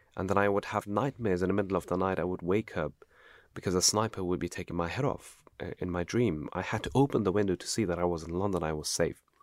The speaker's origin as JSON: {"language": "English", "country": "Afghanistan", "moved": "yes", "lives_now": "United Kingdom", "said": "I came from Afghanistan"}